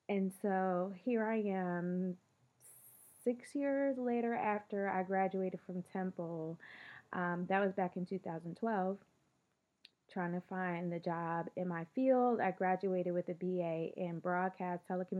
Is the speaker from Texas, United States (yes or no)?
no; Philadelphia, Pennsylvania, United States; I grew up in Philly for the most part, one or two detours